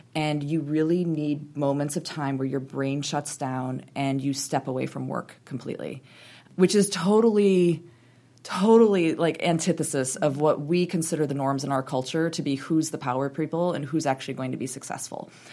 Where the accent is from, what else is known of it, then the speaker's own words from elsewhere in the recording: Wisconsin, United States; moved away; I grew up in Wisconsin, very proudly grew up in Wisconsin